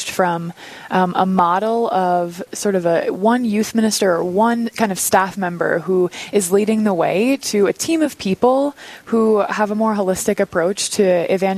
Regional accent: Dickinson, North Dakota, United States; moved away as an adult; also born or lived in Dallas, Texas; now in Rapid City, United States; I'm from Dickinson, North Dakota.

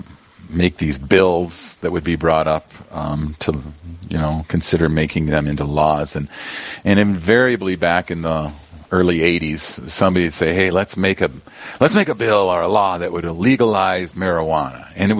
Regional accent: Yankton, South Dakota, United States; I grew up in Yankton, South Dakota

